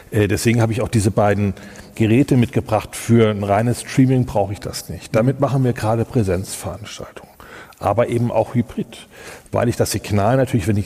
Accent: Kassel, Hesse, Germany; Ich komme aus Kassel, ich bin parteiisch. Ähm, ich liebe Kassel.

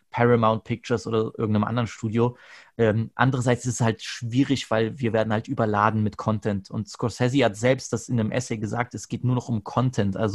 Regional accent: Germany; ich bin Deutscher, ja. Ich gucke gerne

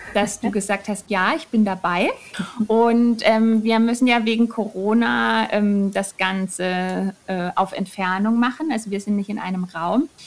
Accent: Germany; moved away as an adult; also born or lived in Munich; now in Würzburg, Germany; ich komme aus der Nähe und aus der mhm, Nähe mhm. bedeutet mhm. so eine Stunde von hier.

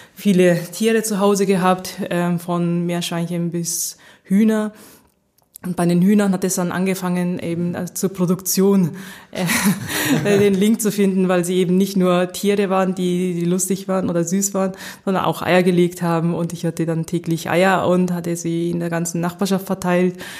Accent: Nagoya, Aichi, Japan; first language German and Japanese (bilingual; mother tongue German, stronger in Japanese); moved away as an adult; also born or lived in Sapporo, Japan / Göttingen, Germany / Tokyo, Japan; now in Germany; ich bin in Nagoya aufgewachsen, das ist in Zentraljapan

